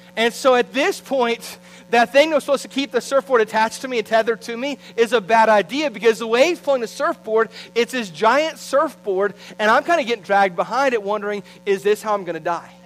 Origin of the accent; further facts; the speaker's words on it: St. Petersburg-Clearwater area, Gulf Coast, Florida, United States; I grew up on the Gulf Coast in the St. Pete Clearwater area